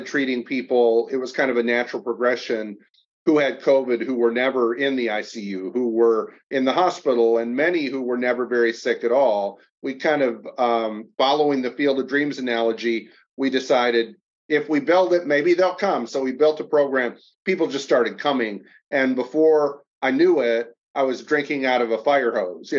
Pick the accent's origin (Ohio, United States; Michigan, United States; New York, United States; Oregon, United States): Michigan, United States; Kalamazoo; I grew up in Kalamazoo, Michigan, down in the Southwest side.